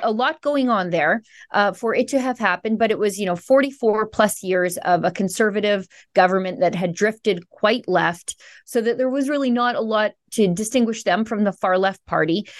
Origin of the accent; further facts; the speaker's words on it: Alberta, Canada; I'm from Alberta, which I would describe as Canada's Texas